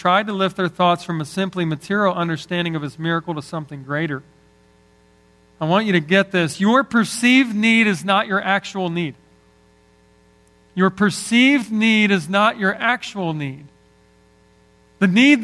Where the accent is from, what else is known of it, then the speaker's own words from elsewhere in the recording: Northeast, United States; I love growing up in the Northeast